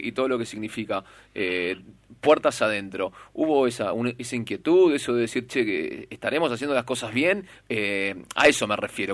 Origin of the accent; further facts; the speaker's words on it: El Palomar, Buenos Aires Province, Argentina; soy de Palomar yo